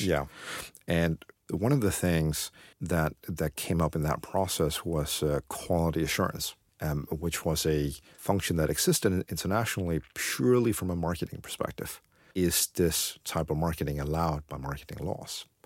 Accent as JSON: {"language": "English", "region": "Beijing", "country": "China", "moved": "yes"}